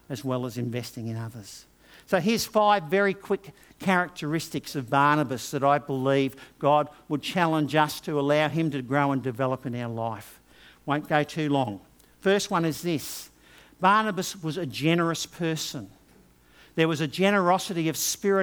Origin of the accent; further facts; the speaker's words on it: Brisbane, Queensland, Australia; also born or lived in England; I had grown up in Brisbane